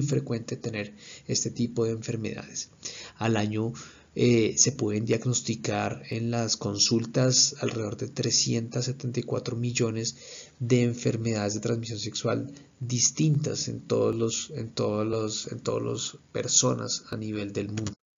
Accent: Colombia; soy médico especialista en urología, soy colombiano

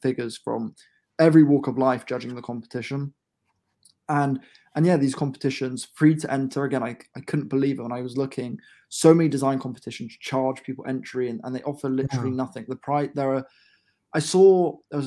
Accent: Bedford, East of England, United Kingdom; my hometown of Bedford

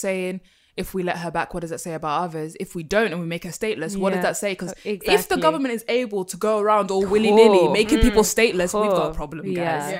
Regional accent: Nigeria; If, like, I'm Nigerian, if I ran back to Nigeria to join Boko Haram, I don't think I could just buy a ticket and come back.

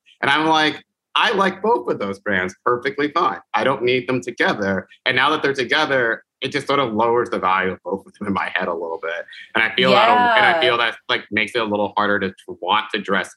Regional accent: Charlotte, North Carolina, United States; in Charlotte, where I grew up

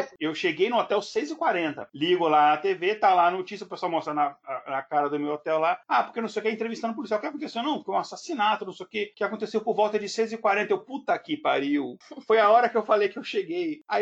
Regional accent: Brasília, Federal District, Brazil; accent: Brasília; ainda mais eu com meu sotaque de Brasília, que o povo acha que é carioca

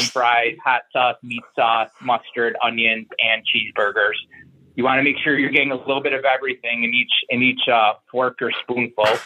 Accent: Syracuse, New York, United States; moved away; also born or lived in Buffalo, New York; I'm from Syracuse, New York

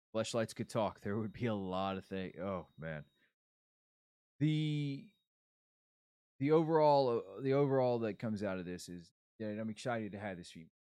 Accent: Florida, United States; I'm from Florida

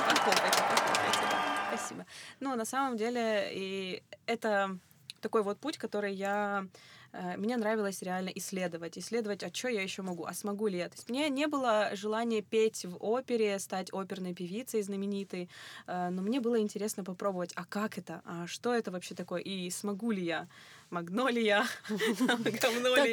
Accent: Kropyvnytskyi, Kirovohrad Oblast, Ukraine; я ж из Кировограда

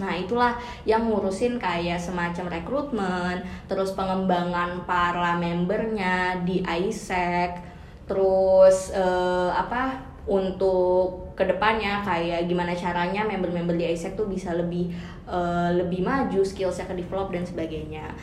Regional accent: Indonesia; aku nggak sendiri dari Indonesia

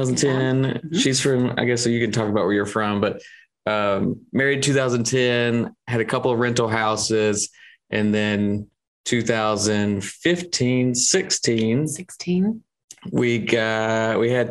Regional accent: Columbia, United States; So I'm from Columbia, only lived out of Columbia for like 2 years total.

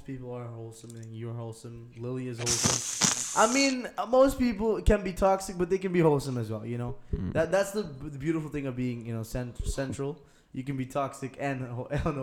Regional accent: Aruba; English is a second language; we're from Aruba

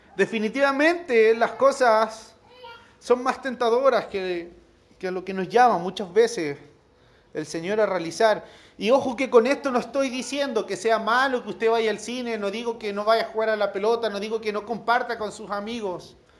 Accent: La Serena, Coquimbo, Chile; yo soy de La Serena

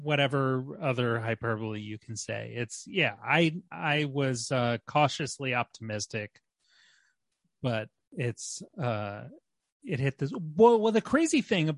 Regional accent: Norfolk, Virginia, United States; now in Brooklyn, United States; I grew up in Norfolk, Virginia

